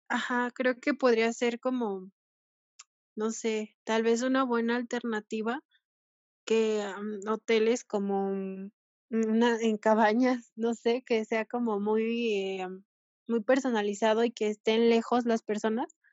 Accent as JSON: {"language": "Spanish", "country": "Mexico", "said": "como mexicanos"}